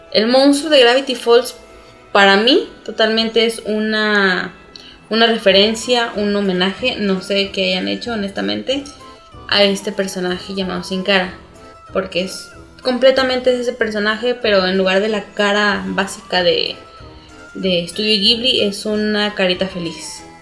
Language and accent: Spanish; Mexico; los morritos de aquí de México